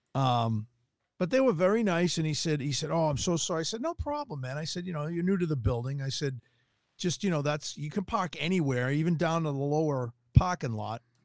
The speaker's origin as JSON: {"language": "English", "town": "Tucson", "region": "Arizona", "country": "United States", "said": "I'm from Tucson"}